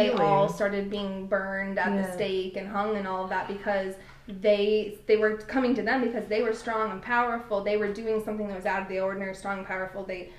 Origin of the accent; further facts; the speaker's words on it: Mesa, Arizona, United States; also born or lived in California; Well, I was born in California, but I've grown up in Mesa, like, almost my entire life